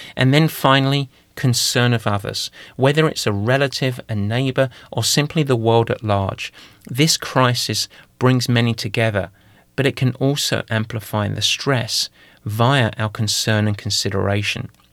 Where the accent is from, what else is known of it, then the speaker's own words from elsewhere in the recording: London, United Kingdom; accent: East London (Cockney); moved away; I'm gonna go to my native tongue. I'm gonna go back to a little bit of East London for this